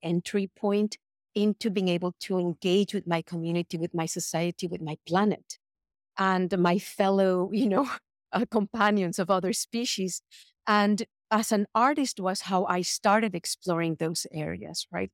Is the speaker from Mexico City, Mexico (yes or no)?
yes; Mexico City, Mexico; moved away as an adult; now in United States; I was born and raised in Mexico City, and I came to the United States to study when I was 18.